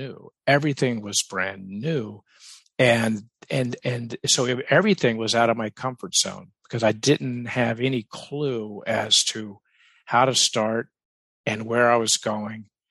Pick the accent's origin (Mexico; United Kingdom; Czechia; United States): United States; the South; I grew up in the South